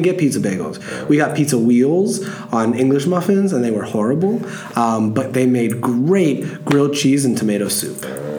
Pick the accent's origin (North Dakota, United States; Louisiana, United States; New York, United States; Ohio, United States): Ohio, United States; also born or lived in South Florida; now in Florida, United States; I'm from South Florida. Ohio originally, I have to say.